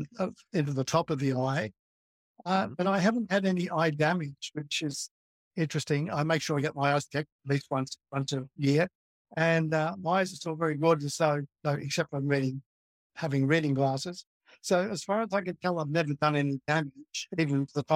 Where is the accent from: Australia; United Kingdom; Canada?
Australia; Melbourne, Victoria; moved away; I grew up in Melbourne, which is 1,000 miles from where I am now.